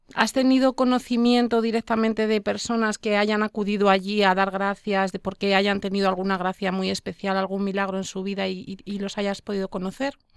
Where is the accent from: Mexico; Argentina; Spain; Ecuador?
Spain